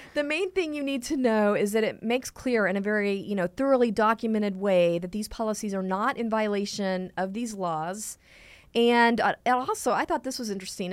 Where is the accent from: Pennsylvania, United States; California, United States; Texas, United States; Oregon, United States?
Texas, United States; I'm from Texas